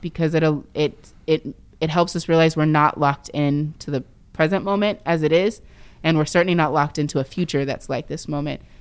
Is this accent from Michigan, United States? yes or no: no; Indiana, United States; now in Seattle, United States; where I grew up in Indiana